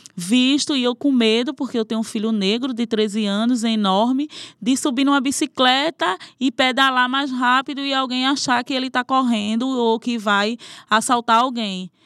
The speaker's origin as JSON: {"language": "Portuguese", "area": "Caranguejo Tabaiares", "region": "Pernambuco", "country": "Brazil", "tie": "born or raised there", "said": "Sou nascida e criada em Caranguejos Tabaiares."}